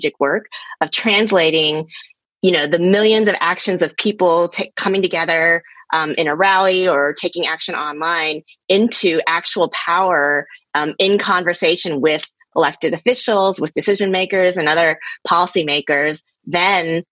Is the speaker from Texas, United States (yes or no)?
yes; Texas, United States; now in Baltimore, United States; I grew up in Texas, which is, you know, pretty conservative southern state in the United States